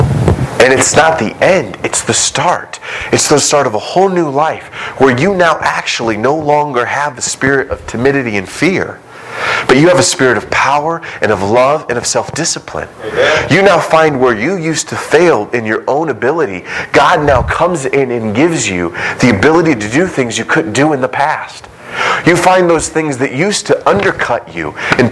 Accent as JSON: {"language": "English", "country": "United States", "said": "we as American Christians"}